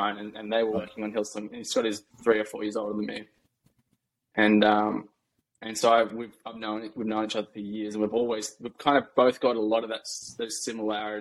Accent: Australia; moved away as an adult; also born or lived in New York; now in United States; where I grew up in Australia is a massive cafe culture.

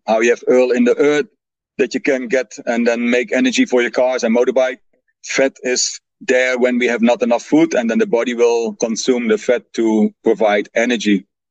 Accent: Netherlands; English is a second language; moved away; I'm original from the Netherlands

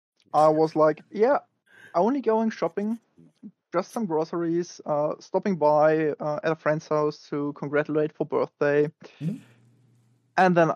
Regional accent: Bavaria, Germany; So I'm from Bavaria, and the other part of my family from my mother's side is up in the north.

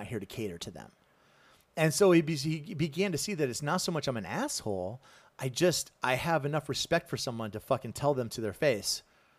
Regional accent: the South, United States; Did you know when I was growing up in the South? Okay, so I grew up

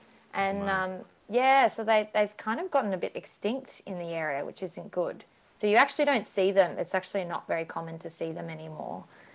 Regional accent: an hour north of Sydney, New South Wales, Australia; now in Melbourne, Australia; grew up, like, an hour's north of Sydney.

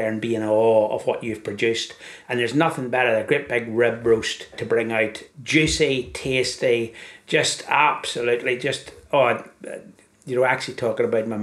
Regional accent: Ireland; Being an Irishman

